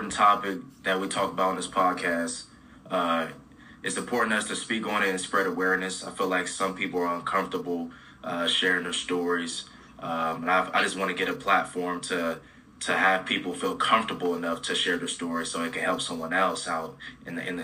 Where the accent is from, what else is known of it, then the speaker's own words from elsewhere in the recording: Columbus, Ohio, United States; also born or lived in Florida; I lived in Florida in 2021, and, you know, I'm from Columbus